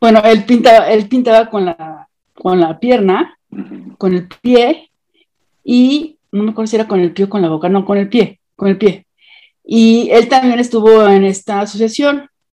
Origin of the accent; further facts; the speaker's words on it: Mexico; Soy mexicana.